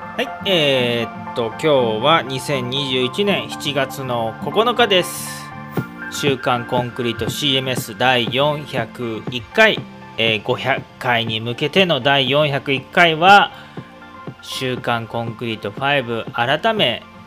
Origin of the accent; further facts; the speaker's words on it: Aichi, Japan; 僕、愛知県民なんで